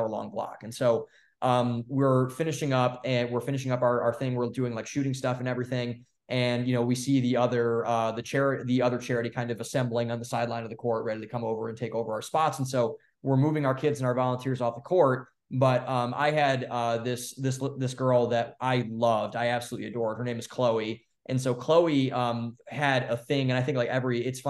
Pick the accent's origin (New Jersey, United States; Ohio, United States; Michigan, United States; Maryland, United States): Ohio, United States; Cleveland; also born or lived in Columbus, Ohio; So I grew up in Cleveland, and then I went to school in Columbus, Ohio